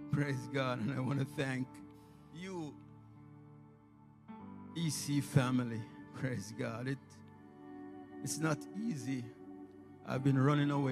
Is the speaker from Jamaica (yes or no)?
yes; Jamaica; accent: strong Jamaican; In my preaching, you can hear the strong Jamaican accent.